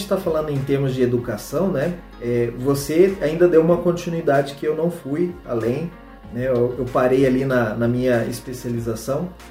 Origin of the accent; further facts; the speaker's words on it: Londrina, Paraná, Brazil; na cidade de Londrina, de onde eu sou, né, é natural.